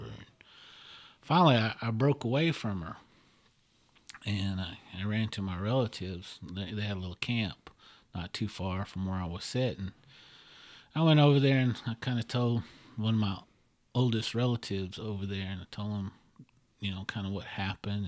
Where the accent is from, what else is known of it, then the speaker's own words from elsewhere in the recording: Oklahoma, United States; I'm from Oklahoma